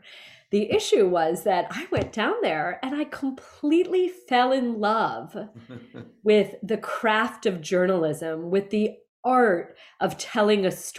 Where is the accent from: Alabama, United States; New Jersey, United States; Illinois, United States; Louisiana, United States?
New Jersey, United States; central; moved away as an adult; also born or lived in New York City / San Antonio, Texas; I was born in New York City. I grew up in central New Jersey.